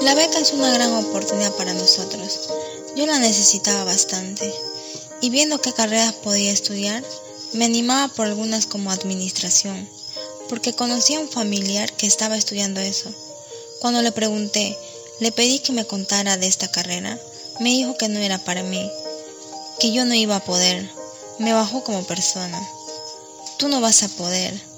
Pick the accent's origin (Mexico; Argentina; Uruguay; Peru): Peru; Boquerón, Ucayali; Soy de Boquerón, provincia de Padre Abad de Ucayali